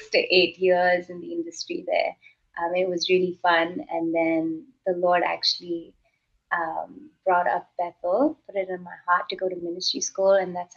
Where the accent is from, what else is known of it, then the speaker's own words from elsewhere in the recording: Kuwait; The Middle East, I specifically grew up in Kuwait.